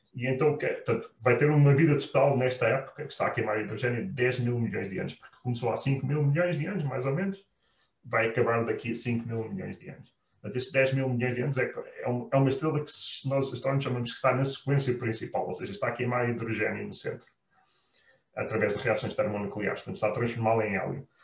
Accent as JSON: {"language": "Portuguese", "country": "Portugal", "moved": "as an adult", "said": "nós saímos de Portugal"}